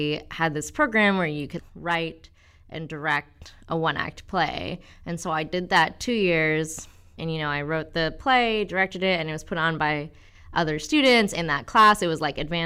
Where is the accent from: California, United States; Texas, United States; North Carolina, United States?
Texas, United States; College Station; also born or lived in Des Moines, Iowa; I really liked growing up in Texas.